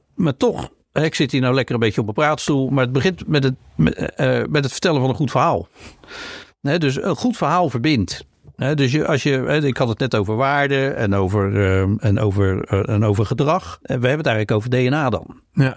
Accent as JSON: {"language": "Dutch", "town": "Rotterdam", "region": "South Holland", "country": "Netherlands", "said": "ik ben een Rotterdammer"}